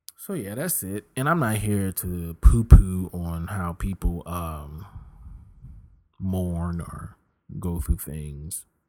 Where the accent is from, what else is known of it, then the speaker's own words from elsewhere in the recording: Richmond, Virginia, United States; moved away; also born or lived in Philadelphia, Pennsylvania / Tulsa, Oklahoma; this East Coast boy who's born in Philly, raised in Richmond